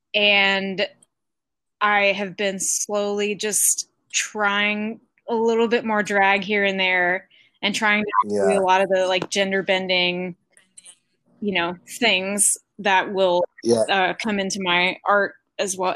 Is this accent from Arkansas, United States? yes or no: yes; Arkansas, United States; moved away; I'm from Arkansas